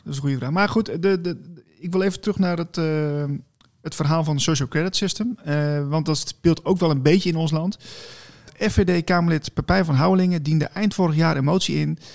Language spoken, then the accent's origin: Dutch; Netherlands; als Nederlanders zijn eerder van we gaan de barricades op